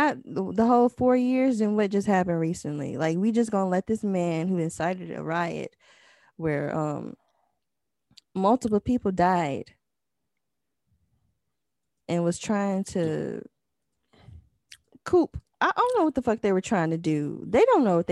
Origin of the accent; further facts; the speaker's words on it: the South, United States; I'm from the South